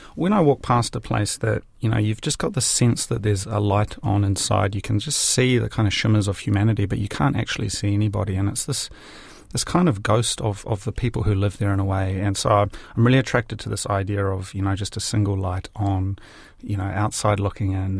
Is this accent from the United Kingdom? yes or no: no; Hastings, Hawke's Bay, New Zealand; moved away as an adult; also born or lived in Japan; now in Wellington, New Zealand; I came back to my hometown in Hastings